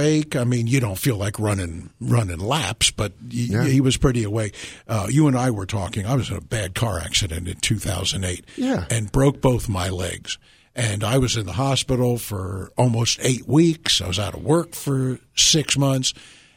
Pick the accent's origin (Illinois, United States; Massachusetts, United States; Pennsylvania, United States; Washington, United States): Pennsylvania, United States; Lancaster; when I grew up in Lancaster, Pennsylvania in the late 50s